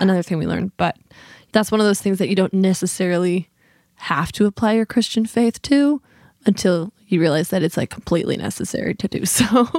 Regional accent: Midwest, United States; now in Fredericksburg, United States; in the Midwest where John and I are both from.

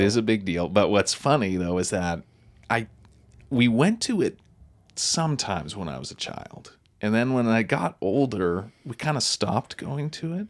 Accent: Wolfville, Nova Scotia, Canada; I grew up in Wolf Hill, Nova Scotia

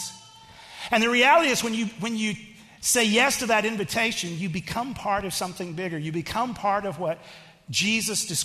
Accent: Texas, United States; I am from Texas

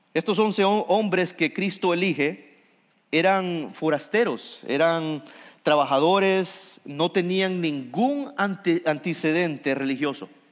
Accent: Honduras; soy hondureño

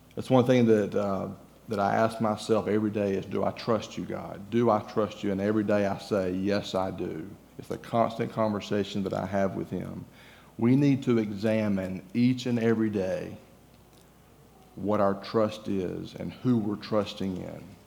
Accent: Georgia, United States; moved away as an adult; also born or lived in Florida; now in Texas, United States; I'm from Georgia, if you haven't figured out, I'm, my accent may give me away a little bit. But I'm from Georgia

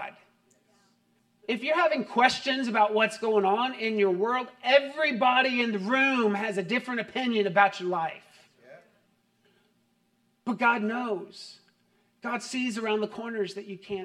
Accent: United States; as an American

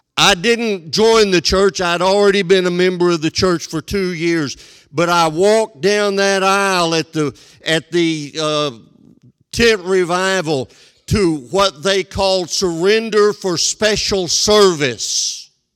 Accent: West Texas, United States; Twice in my hometown, my folks moved from an established church to a beginning church to help get it started.

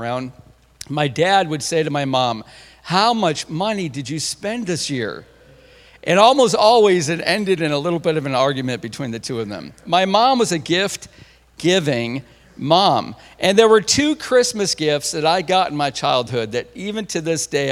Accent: Central New York, United States; I'm from Central New York

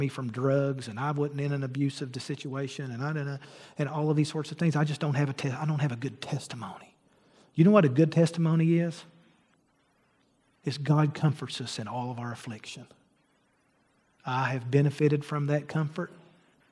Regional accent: Argillite, Kentucky, United States; moved away; I'm from Argolite, Kentucky

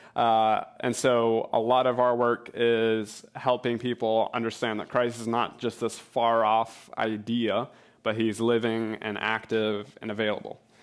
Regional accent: New Hampshire, United States; moved away as an adult; now in Portugal; I'm from New Hampshire

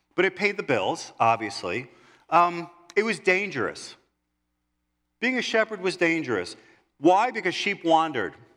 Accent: New York City, New York, United States; growing up in New York City, uh, living on one hundred thirtieth Street in Kew Gardens, Queens.

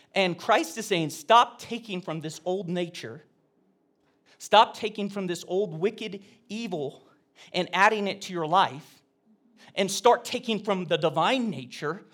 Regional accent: Oregon, United States; I was a homeschooler from Oregon.

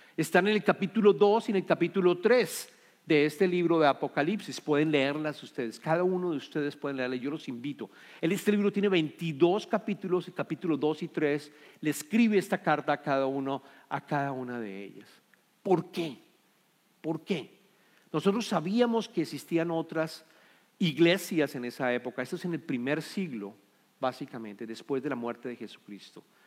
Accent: Colombia; somos colombianos

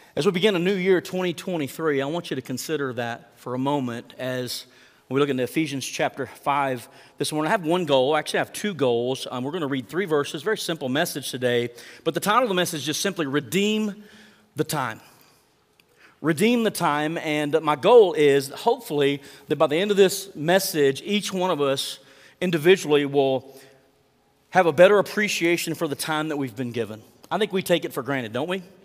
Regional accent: Mangum, Oklahoma, United States; my hometown of Mangum

